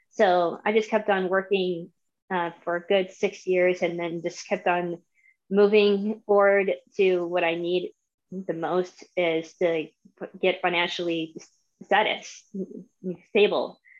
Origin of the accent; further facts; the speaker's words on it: Tampa, Florida, United States; I am 36. I am from Tampa, Florida, but I came from a military family, so I've been through four states since I've since I've been born.